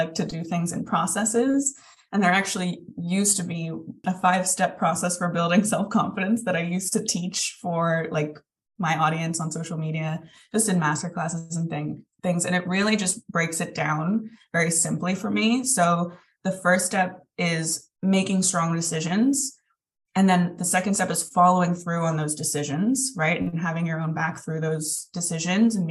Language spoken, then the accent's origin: English; Philadelphia, Pennsylvania, United States; moved away as an adult; now in Ireland; I was born in Philadelphia. Both my brothers were born in Philadelphia, and we moved over to Ireland whenever I was 8 years old. So we lived there for 5 or 6 years before moving back to Philadelphia